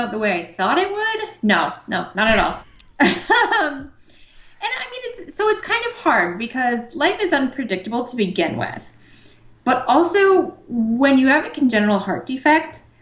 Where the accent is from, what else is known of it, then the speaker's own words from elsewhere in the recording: Cleveland, Ohio, United States; moved away as an adult; now in Los Angeles, United States; I'm from Cleveland, and I had my same cardiologist for 30 years